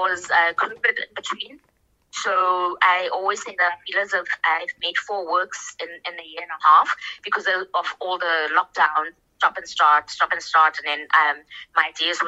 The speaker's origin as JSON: {"language": "English", "country": "South Africa", "said": "We're all South African"}